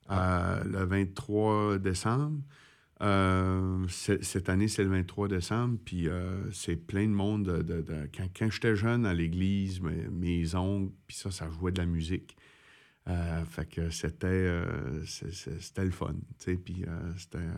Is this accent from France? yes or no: no; Miguasha, Quebec, Canada; now in Montreal, Canada; mon, pied à terre est chez nous, à Miguacha. C'est là que mon cœur, ma famille, euh, mon fils, ma mère, tu sais